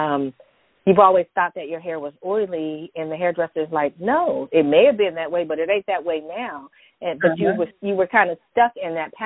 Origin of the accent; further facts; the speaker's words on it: San Francisco Bay Area, Northern California, United States; I'm from California. I grew up in Northern California, San Francisco Bay Area